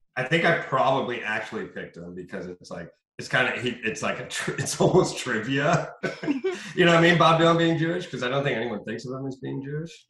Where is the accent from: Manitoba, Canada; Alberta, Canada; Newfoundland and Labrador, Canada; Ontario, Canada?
Ontario, Canada; Sault Ste. Marie; Sault Ste. Marie, my hometown